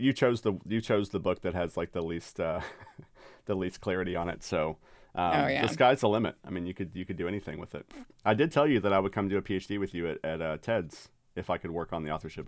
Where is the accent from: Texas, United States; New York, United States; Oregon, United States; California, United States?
Texas, United States; One, we have in common that we're both Longhorns fans because we're both from Texas.